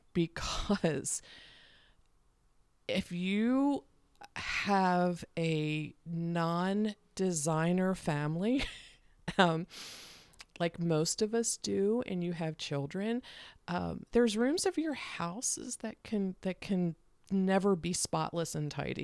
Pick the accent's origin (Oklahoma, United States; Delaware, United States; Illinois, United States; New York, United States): Delaware, United States; also born or lived in Philadelphia area, Pennsylvania; I grew up in Delaware